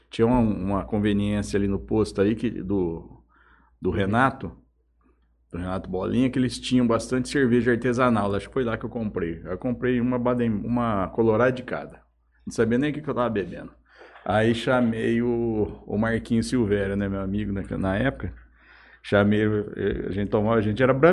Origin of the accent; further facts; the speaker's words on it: Jales, São Paulo, Brazil; Eu sou aqui são bem dizer, eu sou de Jales. Né? Desde quando nasci, nasci em São Paulo, mas vim para cá muito novo. A minha família da minha mãe é toda daqui. Família japonesa aqui.